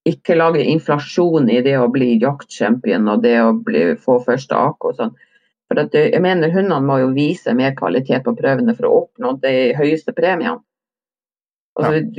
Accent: Vestland, Norway; jeg er jo ikke nordpå, jeg er jo sogning. Ekte

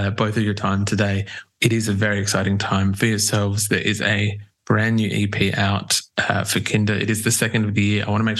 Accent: Adelaide, South Australia, Australia; We're from Adelaide

